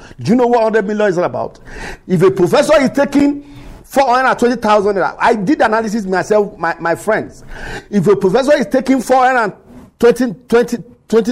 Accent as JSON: {"language": "English", "country": "Nigeria", "tie": "born or raised there", "said": "we are growing up as a Nigerian"}